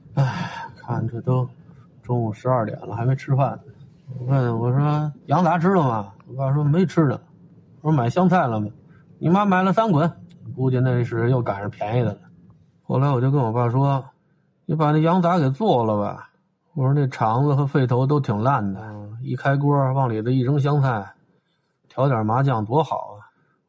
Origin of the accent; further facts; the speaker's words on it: Beijing, China; also born or lived in Tongzhou, Beijing; 这现在我快五十了，还在这附近活动